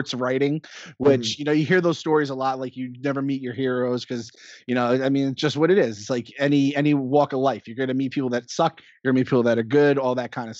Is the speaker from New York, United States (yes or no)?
yes; Mahopac, New York, United States; also born or lived in Astoria, New York; I grew up in Mayapack, New York